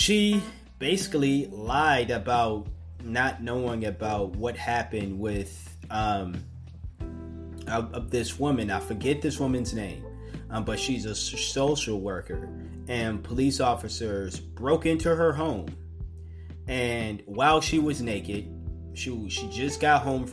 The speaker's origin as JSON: {"language": "English", "area": "the Northeast", "region": "New England", "country": "United States", "tie": "born or raised there", "said": "growing up on the Northeast"}